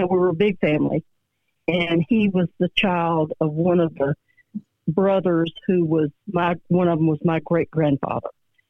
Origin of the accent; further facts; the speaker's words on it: Statesboro, Georgia, United States; now in LaGrange, United States; I'm actually from Statesboro, though.